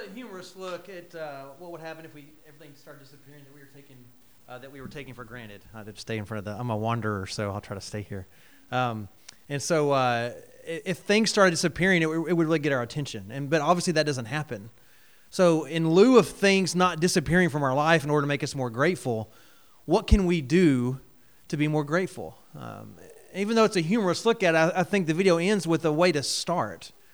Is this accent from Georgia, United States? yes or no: yes; Georgia, United States; moved away; I grew up in Georgia, uh, and then have moved around a couple different places in ministry